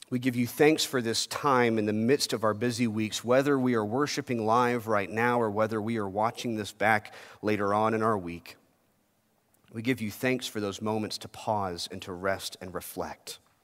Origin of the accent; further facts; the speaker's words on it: United States; As a kid growing up in America